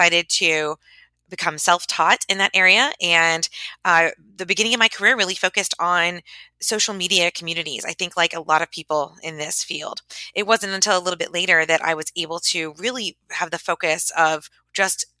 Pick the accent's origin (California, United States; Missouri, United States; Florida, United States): Florida, United States; Tampa; moved away; I was living in my hometown of Tampa